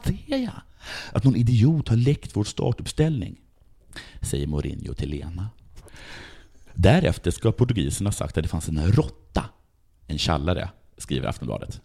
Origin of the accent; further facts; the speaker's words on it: Sweden; jag är från Sverige, mm. så jag sa I'm from Sweden